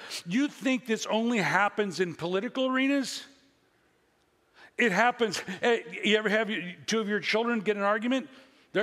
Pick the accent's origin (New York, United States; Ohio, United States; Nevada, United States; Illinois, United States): Illinois, United States; now in Central Valley, California, United States; I come from the Midwest and Illinois.